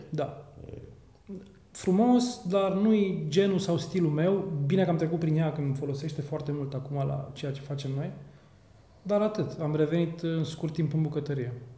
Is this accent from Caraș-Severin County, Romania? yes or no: yes; Reșița, Caraș-Severin County, Romania; moved away as an adult; născut și crescut în Reșița până la 18 ani